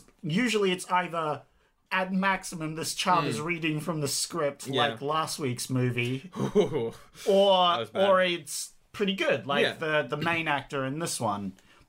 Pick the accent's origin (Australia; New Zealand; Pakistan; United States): Australia